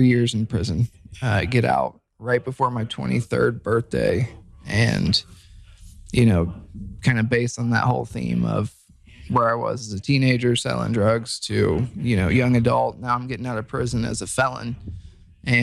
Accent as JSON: {"language": "English", "town": "Dayton", "region": "Ohio", "country": "United States", "said": "I'm from Dayton, Ohio."}